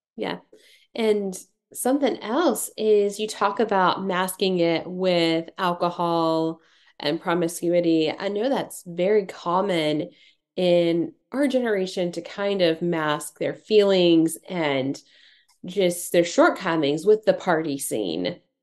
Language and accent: English; Tennessee, United States; I'm from Tennessee